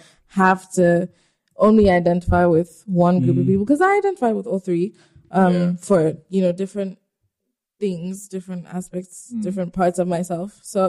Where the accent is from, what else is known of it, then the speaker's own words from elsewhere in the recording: South Africa; also born or lived in Ghana; I'm Nigerian. Okay. I was born in Ghana. Okay. I grew up in South Africa.